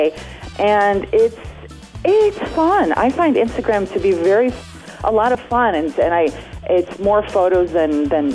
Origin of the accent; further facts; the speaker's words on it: Chicago, Illinois, United States; now in Los Angeles, United States; Chicago's my hometown